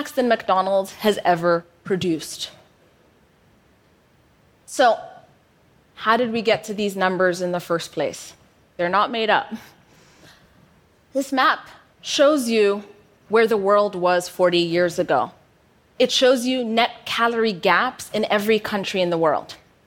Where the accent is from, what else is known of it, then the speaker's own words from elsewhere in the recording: Ethiopia; moved away as an adult; also born or lived in United States; I moved from Ethiopia to the US for university. Upon my return back home